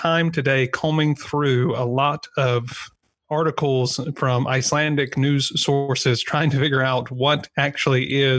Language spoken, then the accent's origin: English; United States; I'm kind of known in certain circles as the tattooed American who wears shorts.